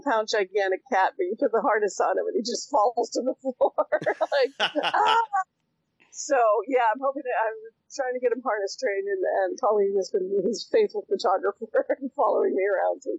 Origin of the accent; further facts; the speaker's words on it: Winnipeg, Manitoba, Canada; also born or lived in China; now in Los Angeles, United States; my hometown of Winnipeg